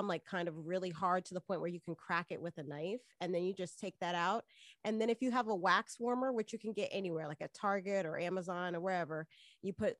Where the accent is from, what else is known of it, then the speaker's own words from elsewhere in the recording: Miami, Florida, United States; moved away as an adult; also born or lived in New York; I'm originally from Miami, Florida, you know, born and raised in the county of Dade.